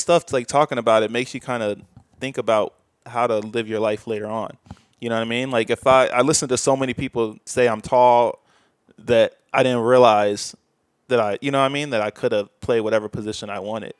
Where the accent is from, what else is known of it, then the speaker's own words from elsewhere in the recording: Bolingbrook, Illinois, United States; moved away; from the suburbs, so people in Chicago get mad at me if I said Chicago.